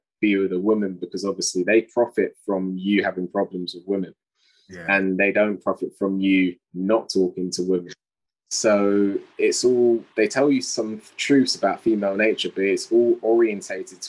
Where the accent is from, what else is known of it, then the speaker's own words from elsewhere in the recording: England, United Kingdom; I'm from England